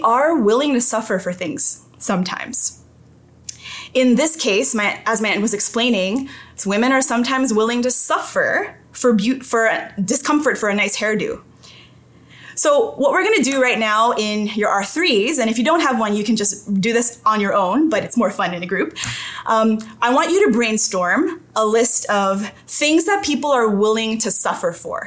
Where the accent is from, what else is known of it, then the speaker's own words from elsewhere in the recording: Toronto, Ontario, Canada; I grew up in St. Jamestown, and St. Jamestown is considered a vulnerable community in Toronto